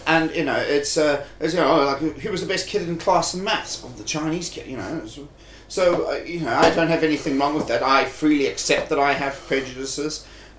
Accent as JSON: {"language": "English", "town": "Durban", "region": "KwaZulu-Natal", "country": "South Africa", "moved": "as an adult", "lives_now": "United Kingdom", "said": "I'm from Durban."}